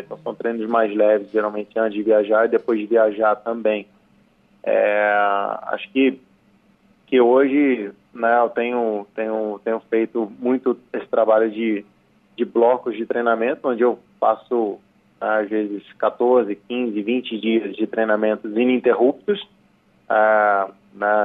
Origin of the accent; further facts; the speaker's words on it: Petrópolis, Rio de Janeiro, Brazil; as montanhas de Petrópolis, onde eu nasci e cresci